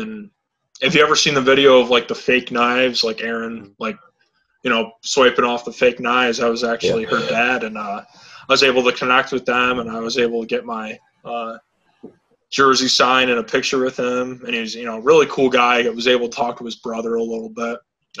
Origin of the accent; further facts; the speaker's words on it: Fairport, New York, United States; now in Farmington, United States; I'm from Fairport, New York. I live in Farmington now.